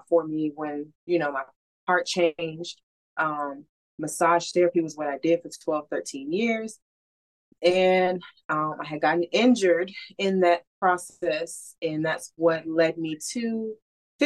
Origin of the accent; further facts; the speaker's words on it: Florida, United States; I grew up here in Florida